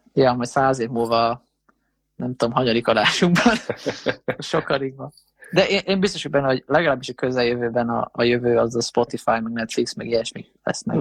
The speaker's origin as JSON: {"language": "Hungarian", "country": "Hungary"}